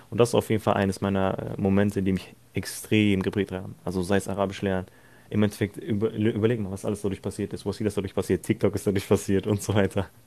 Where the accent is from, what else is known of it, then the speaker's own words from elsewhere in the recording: Turkey; ich selbst bin ja Türke, also für die, die es nicht wissen, ich selbst bin Türke.